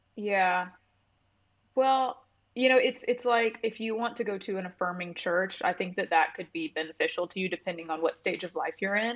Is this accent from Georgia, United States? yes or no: yes; Buford, Georgia, United States; now in Nashville, United States; I grew up in Georgia, um, in suburban Atlanta area, like, outside, um, of Atlanta